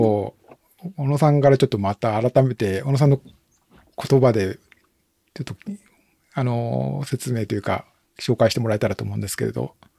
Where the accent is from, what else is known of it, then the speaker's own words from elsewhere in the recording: Shiga, Japan; 僕も実は滋賀県の出身